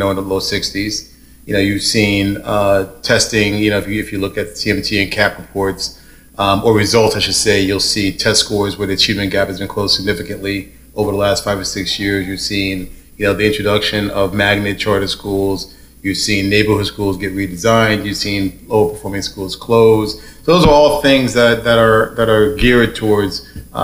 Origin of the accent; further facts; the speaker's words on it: New York City, New York, United States; moved away as an adult; now in Connecticut, United States; I'm from New York City, born and raised in Harlem